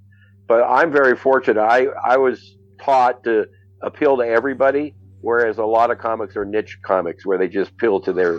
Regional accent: West Covina, California, United States; moved away as an adult; also born or lived in San Gabriel, California / San Fernando Valley, California / Studio City, California / Sherman Oaks, California; now in Las Vegas, United States; I've born and raised in West Covina, and then I lived in the Valley up till 2019.

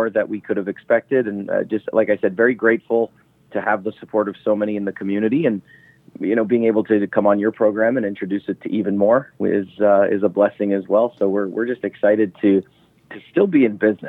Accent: Ontario, Canada; now in Las Vegas, United States; I am from Canada. So my mom and dad are still based up in Northern Ontario

